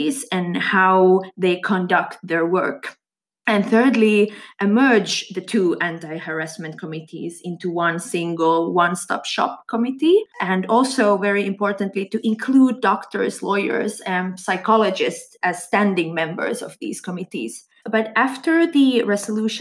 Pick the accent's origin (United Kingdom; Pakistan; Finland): Finland; Swedish-speaking part of Finland, Swedish-speaking Finland; I come from Finland, from the Swedish-speaking part of Finland